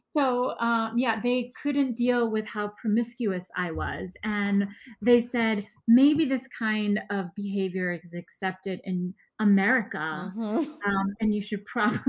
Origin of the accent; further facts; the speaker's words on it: Wenzhou, Zhejiang, China; first language Wenzhounese; English is a second language; You know, they spoke Mandarin, but that was again, that wasn't even my primary dialect. I'm Wenzhenese, so my primary dialect is Wenzhenese, and I only learned Mandarin because my stepfather is Taiwanese